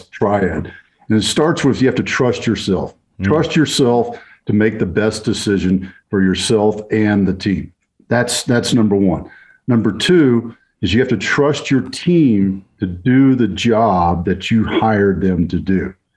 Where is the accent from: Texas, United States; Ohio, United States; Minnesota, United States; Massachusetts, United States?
Texas, United States; growing up in Texas